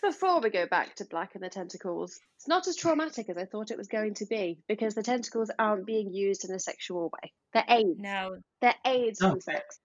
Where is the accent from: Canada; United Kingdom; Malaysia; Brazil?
United Kingdom; as a British person